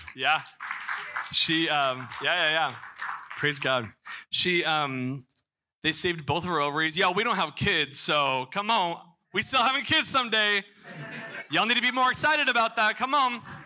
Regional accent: Missouri, United States; moved away; I'm from Missouri

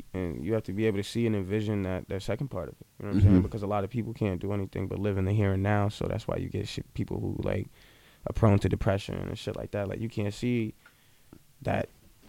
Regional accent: Boston, Massachusetts, United States; also born or lived in Wareham, Massachusetts; Yeah, I'm from Dorchester. Where? Like, where? I'm off Bowdoin Street. I grew up on Bellevue.

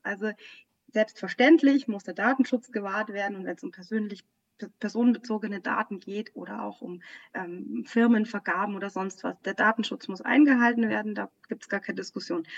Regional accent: Bavaria, Germany; ich bin auch äh, ja in Bayern aufgewachsen

